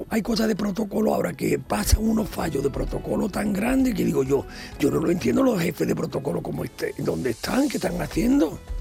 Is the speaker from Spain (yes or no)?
yes; Ronda, Andalusia, Spain; Yo soy de Ronda, provincia de Málaga.